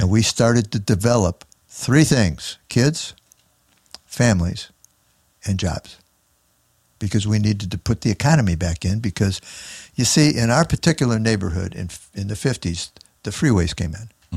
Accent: Chicago, Illinois, United States; I was raised down by eight forty-two North Wells in nineteen twenty Clybourne, which is down by Cabrini Green.

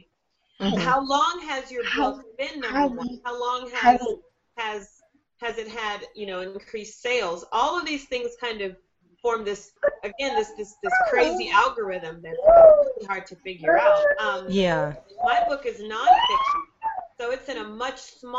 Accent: Southern United States, United States; I'm Southern. I'm from the Southern part of the United States

